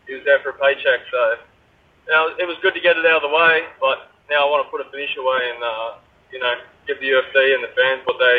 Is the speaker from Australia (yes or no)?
yes; Australia; I'm an Aussie man.